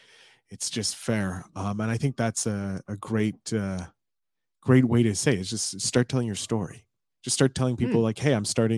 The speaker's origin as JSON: {"language": "English", "town": "Montreal", "region": "Quebec", "country": "Canada", "tie": "born or raised there", "said": "I'm Montreal. Yeah. I'm from Montreal. Grew up in Montreal."}